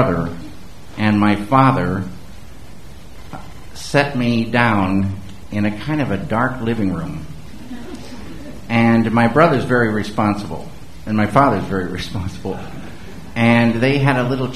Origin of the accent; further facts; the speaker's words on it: the Northwest, Pacific Northwest, United States; also born or lived in Missoula, Montana; I grew up in the Northwest